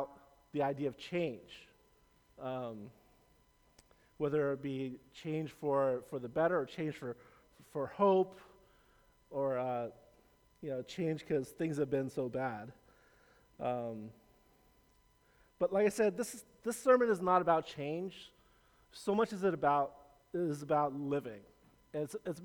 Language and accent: English; Los Angeles, California, United States; also born or lived in San Francisco Bay Area, California; I was born in the Bay, but raised in LA.